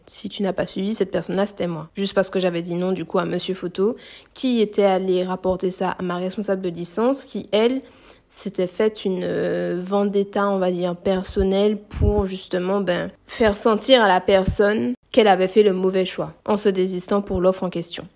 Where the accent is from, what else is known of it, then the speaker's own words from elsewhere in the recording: Martinique; moved away as an adult; also born or lived in Metropolitan France; Je suis martiniquaise si vous ne savez pas et là je suis retournée vivre du coup en Martinique. Du coup, j'ai quitté mon île natale pour aller m'installer en hexagone pour faire mes études